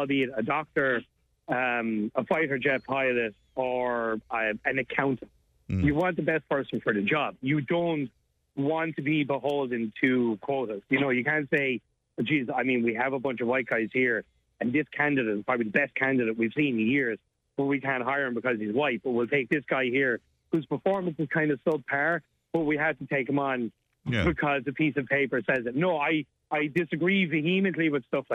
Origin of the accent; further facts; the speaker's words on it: Ireland; I'm Irish, so I mean, being pale is in my DNA